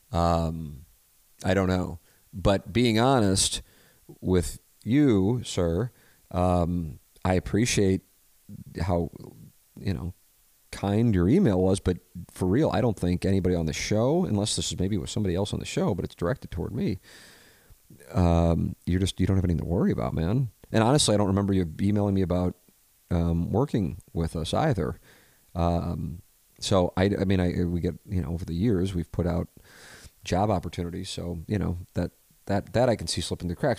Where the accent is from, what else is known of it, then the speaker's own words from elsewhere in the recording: St. Louis, Missouri, United States; growing up in South St. Louis, it isn't uh, exactly uh, diverse when it comes to religion.